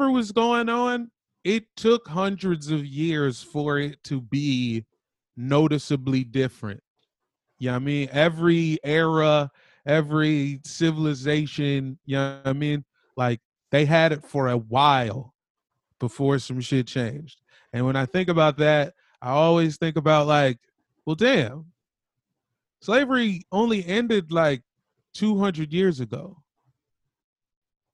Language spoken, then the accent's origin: English; Arlington, Virginia, United States; also born or lived in Washington, D.C. / Woodbridge, Virginia; I grew up in Arlington